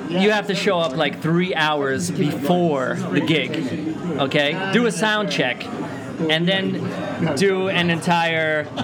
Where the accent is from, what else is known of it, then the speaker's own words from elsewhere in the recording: New York, United States; now in Japan; I'm from New York